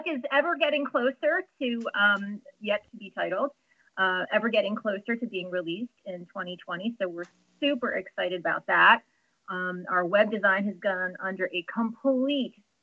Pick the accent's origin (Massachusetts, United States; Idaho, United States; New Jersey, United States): New Jersey, United States; I'm from New Jersey, which is another whole other perspective. So not North Jersey, I'm not in Sopranos territory